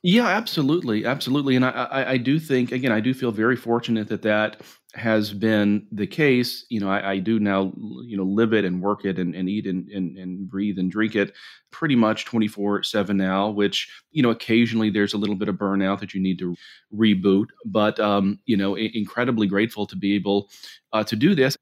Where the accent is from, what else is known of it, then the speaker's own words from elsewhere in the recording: Jackson, Mississippi, United States; moved away; also born or lived in Montgomery, Alabama; I grew up in Jackson, Mississippi, ultimately moved to Montgomery, Alabama